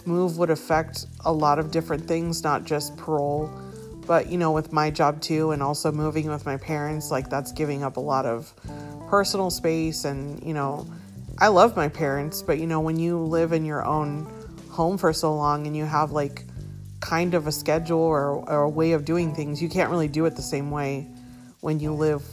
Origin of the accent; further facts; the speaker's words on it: San Diego, California, United States; moved away; I was born and raised in San Diego, but I haven't been back like that in a long time